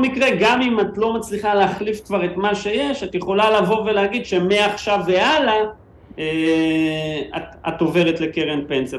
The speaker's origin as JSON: {"language": "Hebrew", "country": "Israel", "said": "אנחנו ישראלים"}